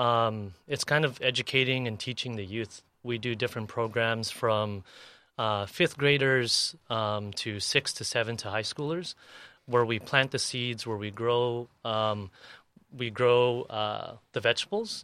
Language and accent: English; National City, California, United States; also born or lived in San Ysidro / Paradise Hills; I grew up in National City.